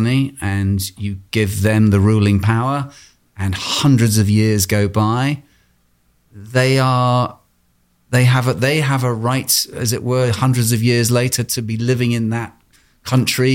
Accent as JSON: {"language": "English", "region": "England", "country": "United Kingdom", "tie": "born or raised there", "said": "I grew up in England at a time when we were being bombed quite regularly by the IRA"}